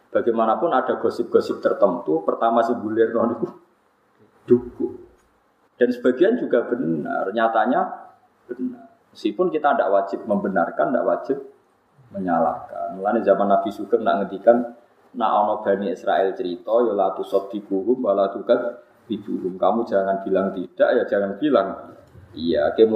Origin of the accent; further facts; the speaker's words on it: Yogyakarta, Special Region of Yogyakarta, Indonesia; Saya ini wong Jogja, Jogja itu kulone Surabaya to.